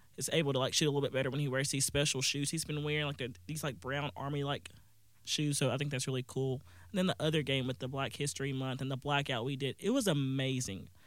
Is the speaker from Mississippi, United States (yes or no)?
yes; Booneville, Mississippi, United States; I'm from Boonville, Mississippi, that's where Northeast Mississippi Community College is.